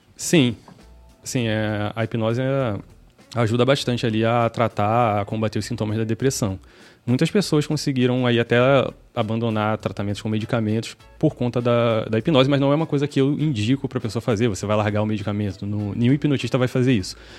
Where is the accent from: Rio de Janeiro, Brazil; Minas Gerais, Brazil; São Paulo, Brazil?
Rio de Janeiro, Brazil; moved away as an adult; now in Salvador, Brazil; sou carioca